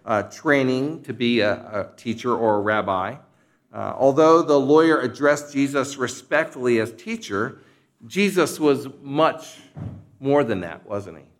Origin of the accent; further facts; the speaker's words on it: Philadelphia, Pennsylvania, United States; moved away; also born or lived in Kansas; I was an outsider from the Philadelphia region who attended Westminster Theological Seminary